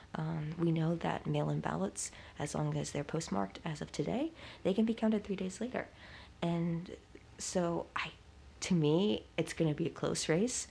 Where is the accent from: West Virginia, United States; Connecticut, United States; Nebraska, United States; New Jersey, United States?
West Virginia, United States; I am originally from West Virginia